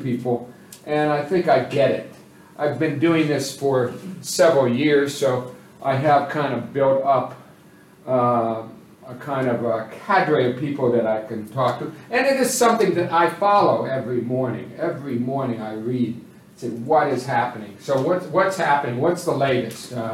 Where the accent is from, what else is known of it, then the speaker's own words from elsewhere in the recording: United States; I'm an American